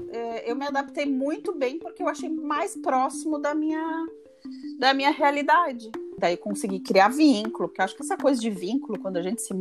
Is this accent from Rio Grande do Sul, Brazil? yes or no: yes; Rio Grande do Sul, Brazil; eu senti, mesmo eu sendo gaúcha, te, tendo parentes nesse, nessas cidades.